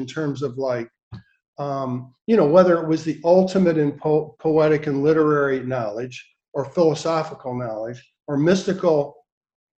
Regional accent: Lansing, Michigan, United States; I grew up in Lansing, Michigan, capital of Michigan.

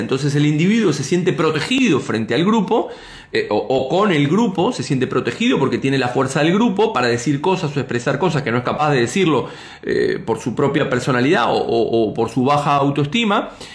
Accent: Argentina; now in Spain; como decimos en mi tierra

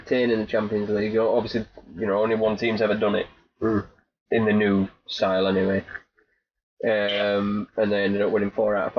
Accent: Plymouth, South West England, United Kingdom; I'm from Plymouth.

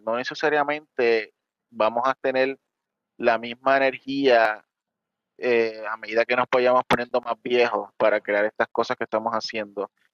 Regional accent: Puerto Rico; como tú y yo somos de Puerto Rico

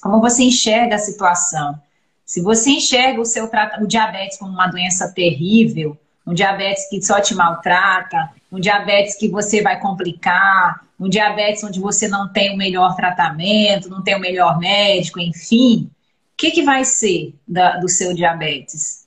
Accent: Belém, Pará, Brazil; moved away as an adult; also born or lived in Belo Horizonte / Rio de Janeiro; now in Vitória, Brazil; eu sou de Belém, sabe, doutora Jane? Eu sou paraense

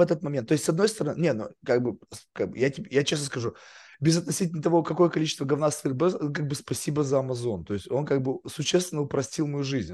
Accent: Russia; moved away as an adult; now in United States; Я еврей, как бы в России рос

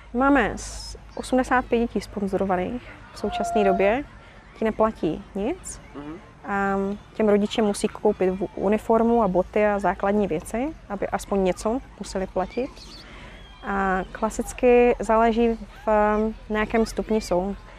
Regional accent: Havířov, Moravian-Silesian Region, Czechia; moved away as an adult; now in Uganda; jsem z Havířova a je mi 33

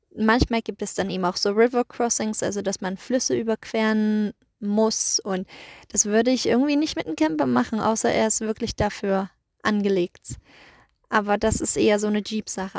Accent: Germany; now in Iceland; bei uns in Deutschland

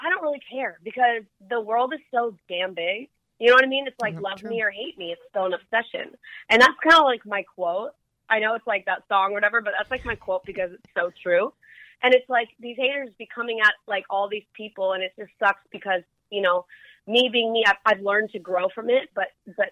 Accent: Malibu, California, United States; also born or lived in Hana, Maui, Hawaii; I grew up in Malibu, and I lived in Hana, Maui for a while.

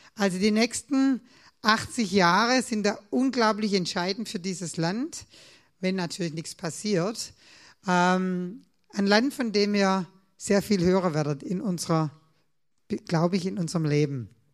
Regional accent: Swabia, Germany; Als Schwabe

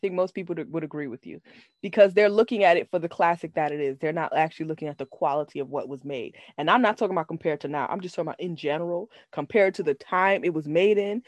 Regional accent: New York City, New York, United States; we are both born and raised in the Bronx

